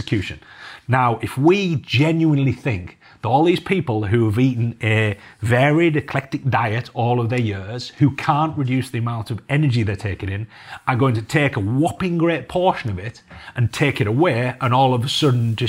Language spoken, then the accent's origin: English; Cumbria, North West England, United Kingdom; I'm from Cumbria, you know, I'm from the farming capital of the UK practically